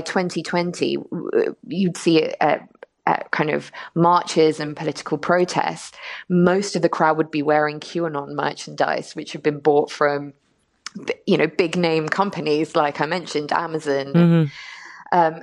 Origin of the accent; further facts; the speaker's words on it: London, United Kingdom; also born or lived in Dublin, Ireland; now in United States; I was born in London to Irish parents, lived in Dublin for 3 years, and then moved to the US, and I've been here for about 4 years now.